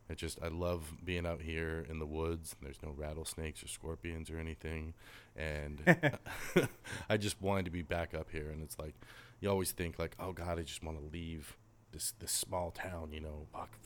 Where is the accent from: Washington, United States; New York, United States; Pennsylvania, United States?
Washington, United States; Port Angeles; also born or lived in Joyce, Washington / Northern California; we're both born and raised in Port Angeles. I spent a lot of my time out in Joyce